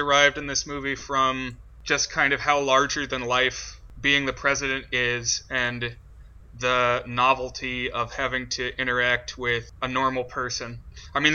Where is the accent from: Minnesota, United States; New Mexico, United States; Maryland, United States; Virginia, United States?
Virginia, United States; we are Virginia natives